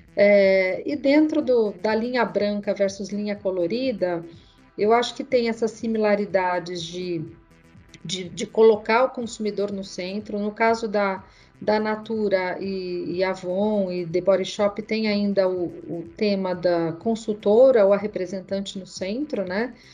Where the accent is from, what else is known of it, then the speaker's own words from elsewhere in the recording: Mogi das Cruzes, São Paulo, Brazil; Eu sou do interior de Mogi das Cruzes e ele me trazia para São Paulo todo final de semana